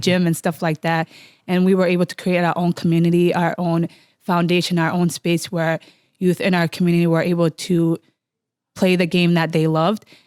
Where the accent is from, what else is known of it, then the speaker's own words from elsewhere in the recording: Minneapolis, Minnesota, United States; growing up in Cedar